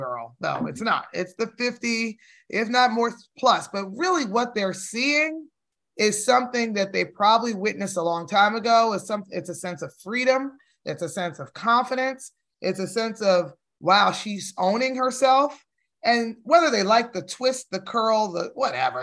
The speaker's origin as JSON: {"language": "English", "region": "New Jersey", "country": "United States", "tie": "born or raised there", "moved": "yes", "lives_now": "Georgia, United States", "said": "I live in Georgia now. And we're from Jersey. I was born in Jersey."}